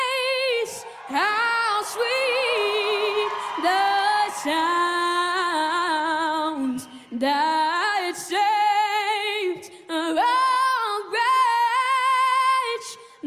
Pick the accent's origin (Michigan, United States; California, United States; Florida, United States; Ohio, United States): California, United States; Yorba Linda; Yorba Linda, California.